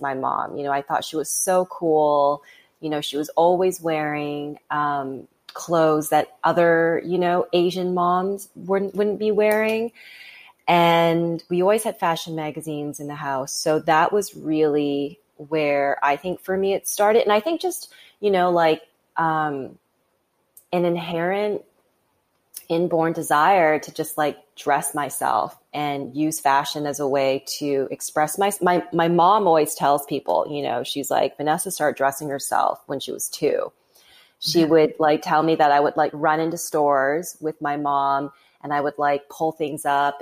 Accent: Vancouver, British Columbia, Canada; now in United States; I grew up in Vancouver, Canada, you know, like it's a beautiful city

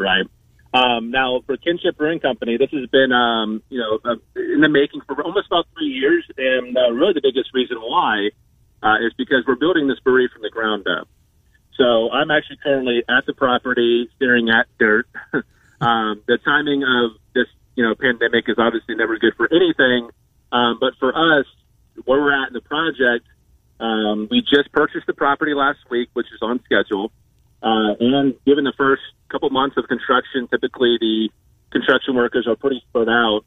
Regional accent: Georgia, United States; moved away as an adult; I'm from Georgia.

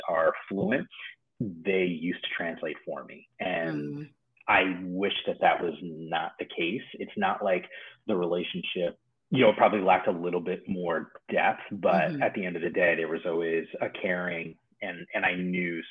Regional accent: New Jersey, United States; moved away as an adult; also born or lived in Bronx, New York; now in California, United States; I was born in the Bronx. We grew up in the Bronx for a few years, and then we moved to New Jersey, which is where it's still kind of home in a lot of ways, despite the fact that I've lived in California now for the better part of 10 years

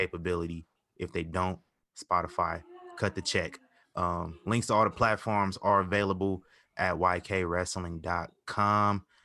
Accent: Midwest, United States; I'm from the Midwest

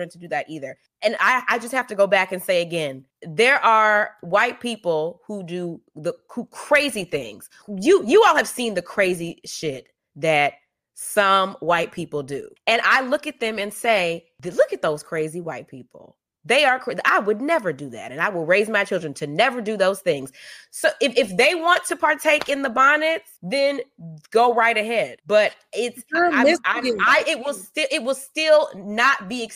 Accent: the South, United States; I grew up in the South

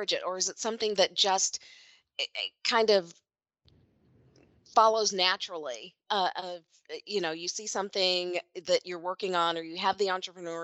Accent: Kentucky, United States; Kentucky, like my home state

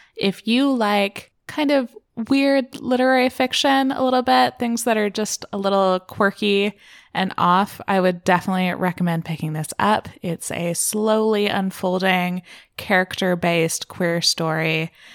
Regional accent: Canada; I am Canadian

